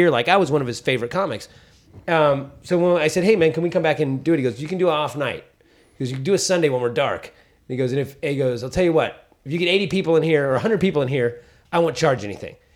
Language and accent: English; San Francisco, California, United States; I only did a small handful of sets growing up in San Francisco.